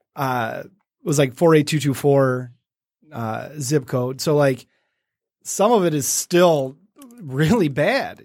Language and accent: English; Detroit, Michigan, United States; it's my hometown. It's what I love